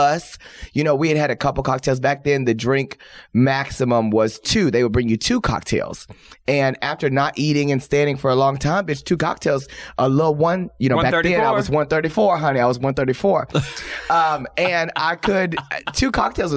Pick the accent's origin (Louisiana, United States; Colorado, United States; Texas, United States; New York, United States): Texas, United States; moved away; I came from Texas. I was a pageant girl